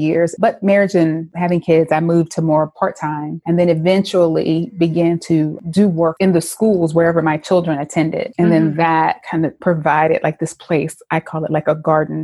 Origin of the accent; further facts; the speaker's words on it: Winston-Salem, North Carolina, United States; I am originally from Winston-Salem, North Carolina. So I was born and raised in the South